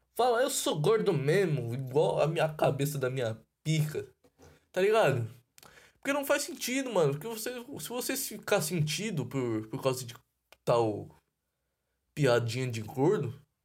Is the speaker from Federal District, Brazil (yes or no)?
no; São Paulo, Brazil; eu sou de São Paulo